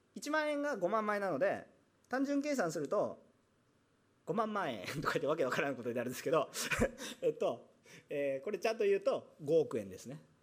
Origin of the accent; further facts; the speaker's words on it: Osaka, Japan; now in Yokohama, Japan; 私大阪出身